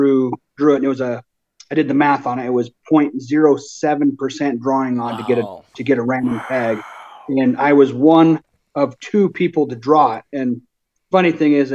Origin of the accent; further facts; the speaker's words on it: Thermopolis, Wyoming, United States; I'm from Thermopolis, Wyoming. I'm 39, born and raised right here in Wyoming